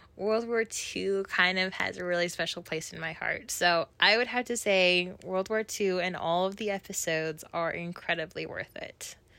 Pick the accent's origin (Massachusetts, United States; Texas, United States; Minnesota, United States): Minnesota, United States; Minneapolis; I'm from Minneapolis, Minnesota